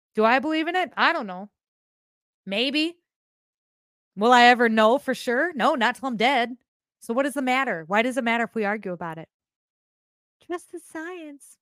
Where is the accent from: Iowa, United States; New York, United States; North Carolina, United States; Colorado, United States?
Iowa, United States; I'm from Iowa